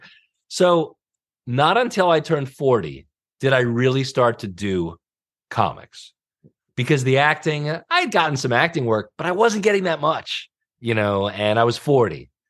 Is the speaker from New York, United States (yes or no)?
yes; Long Island, New York, United States; moved away as an adult; also born or lived in Greenpoint, Brooklyn; I grew up in Long Island